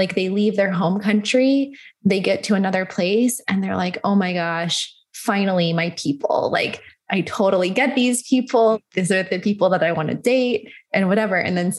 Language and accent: English; United States; especially being American, we kind of see it as you guys are really enjoying your lifestyle.